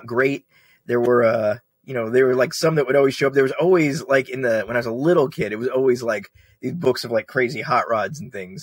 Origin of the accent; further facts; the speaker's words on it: United States; growing up in America in the 70s and 80s